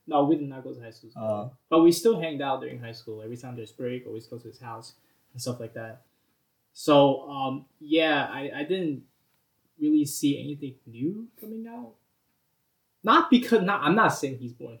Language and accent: English; New York City, New York, United States; I'm from Staten Island, New York.